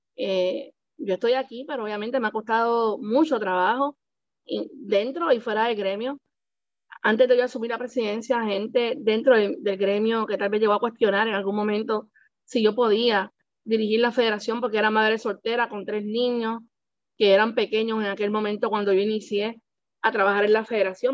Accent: San Juan, Puerto Rico; Yo soy nacida y criada en Puerta de Tierra

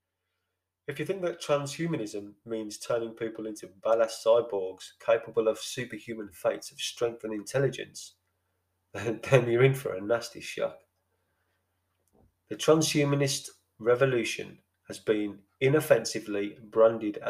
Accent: Birmingham, West Midlands, United Kingdom; I'm from Birmingham

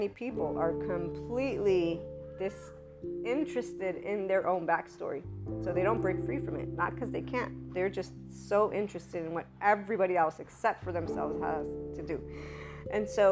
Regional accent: Naples, Campania, Italy; we're also Neapolitans from Italy

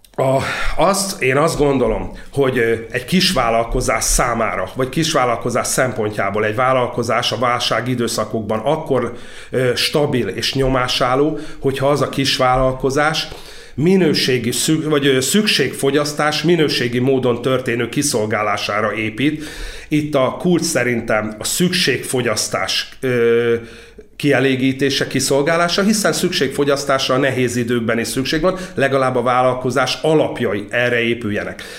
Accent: Orosháza, Békés, Hungary; Orosházán a szalmapiac tér tövibe, egy sárzott ajzatú viskóba töltöttem a gyerekkorom jelentős részét nagyanyáméknál

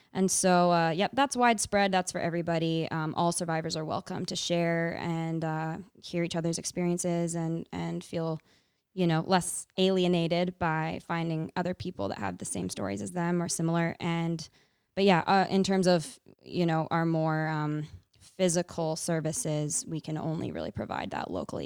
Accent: Fraser Valley, British Columbia, Canada; now in Kootenays, Canada; I grew up in B C. I grew up in the Fraser Valley area. I now live in the Kootenays

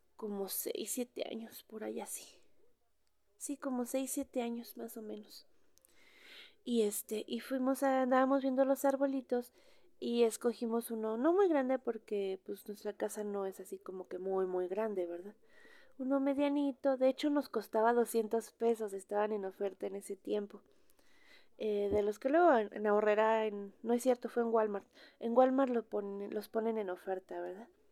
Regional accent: Mexico; cómo somos los mexicanos

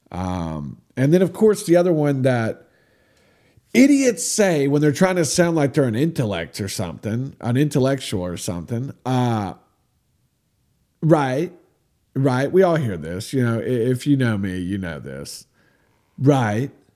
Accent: United States; I'm from America

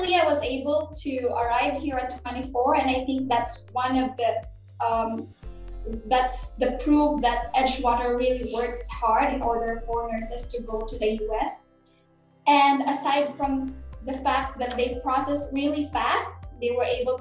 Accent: Philippines; moved away as an adult; now in United States; being a Filipino nurse

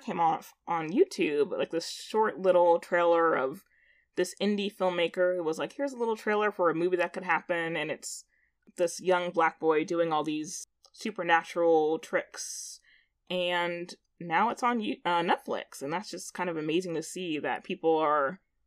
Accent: United States; I grew up as a Nigerian-American

